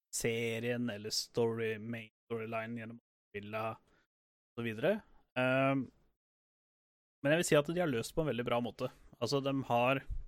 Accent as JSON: {"language": "Norwegian", "country": "Norway", "said": "vi kommer fra Norge"}